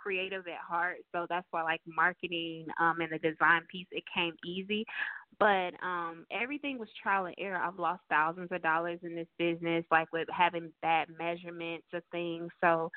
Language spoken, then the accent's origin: English; St. Louis, Missouri, United States; moved away as an adult; also born or lived in California; now in Charlotte, United States; I'm originally from St. Louis, Missouri, and last year we were living in California. This year we're living in Charlotte